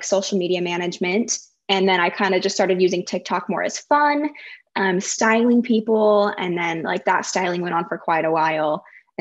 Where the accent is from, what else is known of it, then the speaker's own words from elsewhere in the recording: Pleasant Grove, Utah, United States; moved away as an adult; now in Austin, United States; I live in Austin, Texas, but I came from Utah. So I grew up in Pleasant Grove, Utah